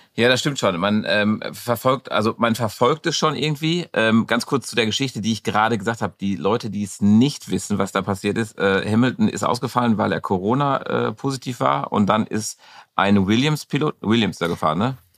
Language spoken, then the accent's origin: German; Dortmund, North Rhine-Westphalia, Germany; in unserem Westfalenstein